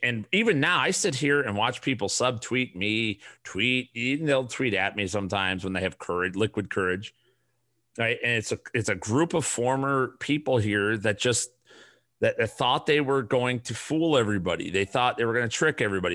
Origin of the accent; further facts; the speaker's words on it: Chicago, Illinois, United States; I'm from the South Side. I'm a Chicago guy